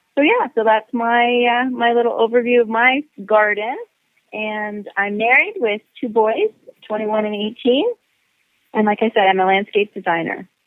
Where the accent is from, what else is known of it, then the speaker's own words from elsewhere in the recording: Ontario, Canada; I'm from Ontario